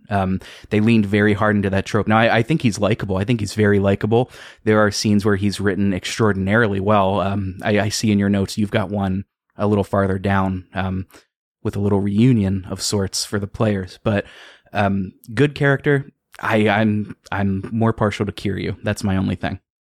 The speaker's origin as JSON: {"language": "English", "country": "United States", "tie": "born or raised there", "said": "I'm from America, I live in America, I have all my life"}